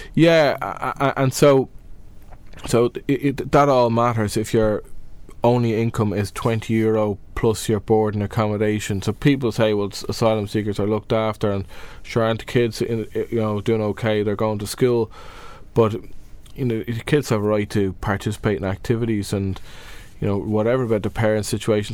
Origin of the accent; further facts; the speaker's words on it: Dublin, Leinster, Ireland; I'm from Dublin